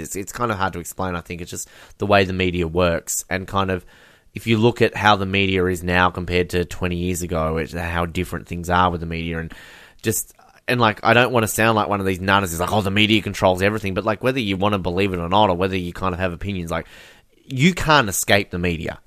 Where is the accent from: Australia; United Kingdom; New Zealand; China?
Australia; growing up as someone in Australia